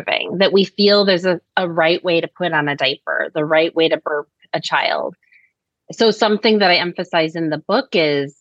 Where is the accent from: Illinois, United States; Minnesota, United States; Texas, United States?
Illinois, United States; Chicago; I'm from Chicago and I love it